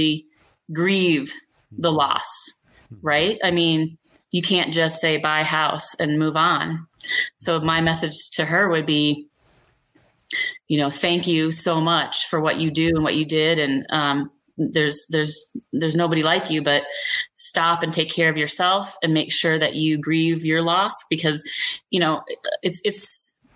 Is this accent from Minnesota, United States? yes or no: yes; Minnesota, United States; now in Grand County, Colorado, United States; I'm from Minnesota originally.